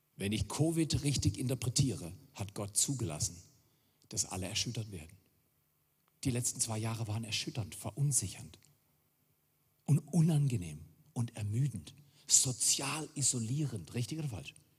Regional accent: Germany; also born or lived in Fort McMurray, Alberta, Canada / Black Forest, Germany; now in Görwihl, Germany; Ich bin Deutscher.

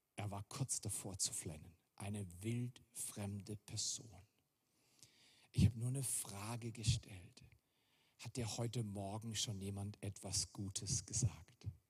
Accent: Germany; also born or lived in Fort McMurray, Alberta, Canada / Black Forest, Germany; now in Görwihl, Germany; Ich bin Deutscher.

